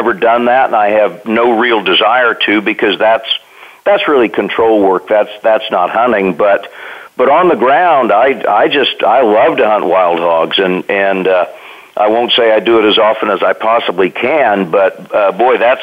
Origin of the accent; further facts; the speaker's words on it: Kansas, United States; when I was a kid growing up in Kansas